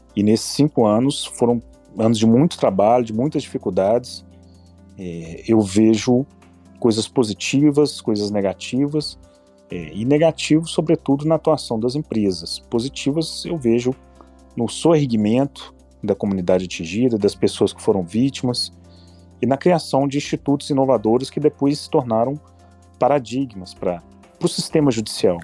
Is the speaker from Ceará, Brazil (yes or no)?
no; Ouro Preto, Minas Gerais, Brazil; Eu nasci em Ouro Preto, de fato. Fui criado aqui